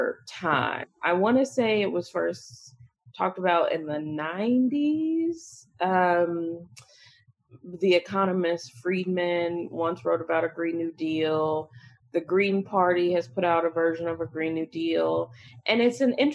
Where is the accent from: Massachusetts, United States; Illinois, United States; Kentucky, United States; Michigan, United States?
Illinois, United States; Chicago; moved away; I'm a Chicagoan. I'm from Chicago, recently moved back to Chicago